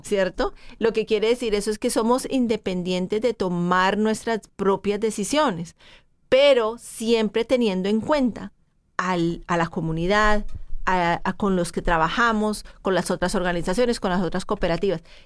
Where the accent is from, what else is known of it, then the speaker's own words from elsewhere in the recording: Colombia; moved away as an adult; Yo soy ah, una un inmigrante que llegué de, de Colombia ya este año, hace 30 años